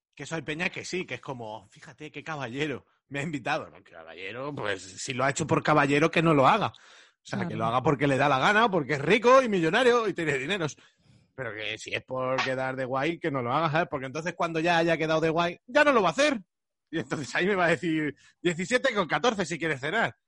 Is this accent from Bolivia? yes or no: no; Madrid, Community of Madrid, Spain; los de Madrid nos pasamos un poco